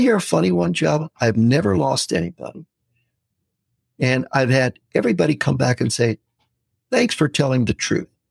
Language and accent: English; United States; we're from the U.S.